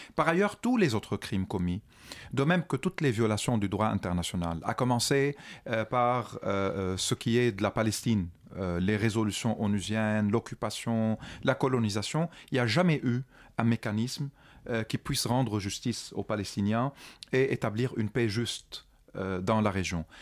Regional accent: Lebanon; moved away as an adult; also born or lived in France; en tant que Libanais, moi j'ai vécu 29 ans au Liban sous l'occupation du régime syrien

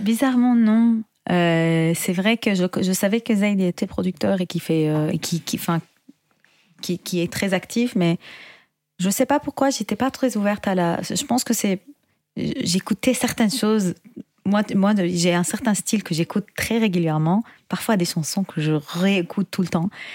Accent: Syria; now in Paris, France; je suis chanteuse, compositrice originaire de Syrie

